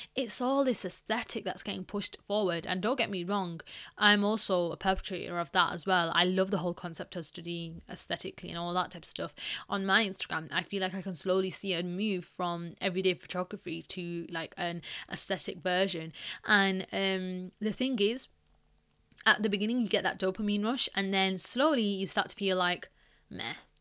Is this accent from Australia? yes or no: no; Pakistan; I'm Pakistani